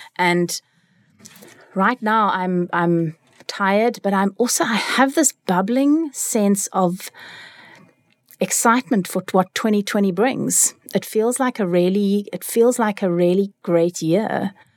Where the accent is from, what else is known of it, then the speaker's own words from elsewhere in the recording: Cape Town, Western Cape, South Africa; also born or lived in California, United States; I am from Cape Town. I grew up here besides a stint in America, where I lived in California